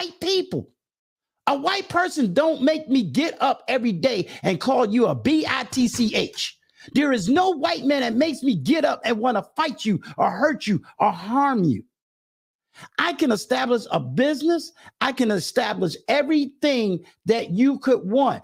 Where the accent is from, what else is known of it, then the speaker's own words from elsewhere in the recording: Virginia, United States; HBCU that's right here in my home state